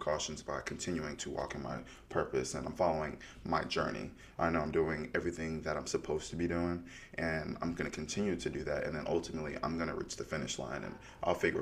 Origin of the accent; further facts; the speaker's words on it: outside Chicago, Illinois, United States; moved away; I was born and raised outside Chicago